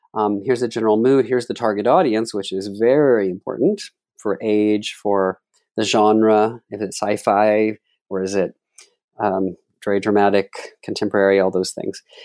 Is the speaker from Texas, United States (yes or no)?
yes; Dallas, Texas, United States; I'm from Dallas, Texas, and my mother had a local live T V show